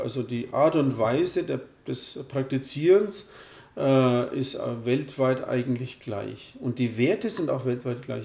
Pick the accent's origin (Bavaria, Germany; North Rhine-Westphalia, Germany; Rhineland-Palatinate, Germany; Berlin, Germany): Bavaria, Germany; Röthenbach; also born or lived in Turkey; Ich bin hier in Deutschland aufgewachsen, lebe seit 50 Jahren hier